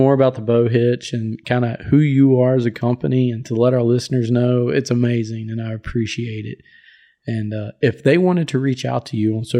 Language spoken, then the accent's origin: English; Appalachian Mountains, East Coast, United States; growing up on the East Coast in the Appalachian Mountains